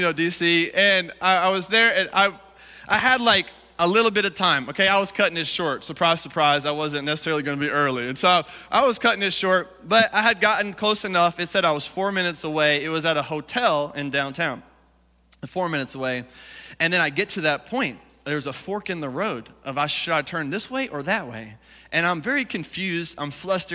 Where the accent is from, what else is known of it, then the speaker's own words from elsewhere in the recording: Alabama, United States; now in Washington, D.C., United States; I'm from Alabama